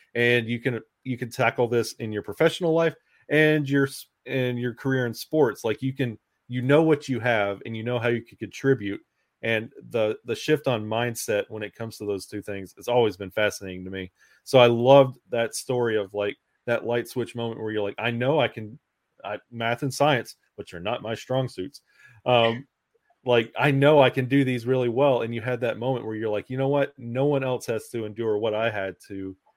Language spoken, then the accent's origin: English; Alabama, United States; I was born and raised in Alabama